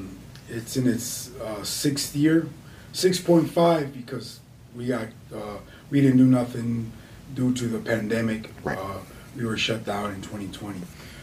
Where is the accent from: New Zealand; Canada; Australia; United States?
United States; Chicago, Illinois; also born or lived in Barranquilla, Colombia; I was born in Barranquilla, Colombia. Okay. And raised in Chicago.